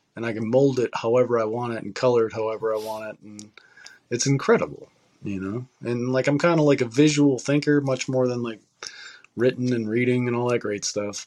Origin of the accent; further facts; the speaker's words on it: United States; as like an American